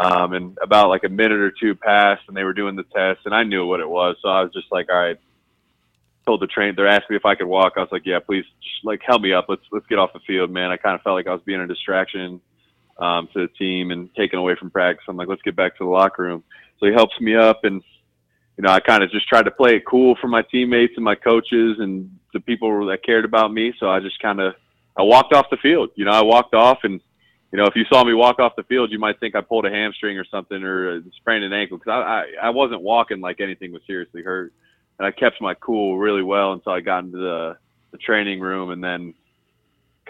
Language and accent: English; Columbus, Ohio, United States; I'm a kid from Columbus, Ohio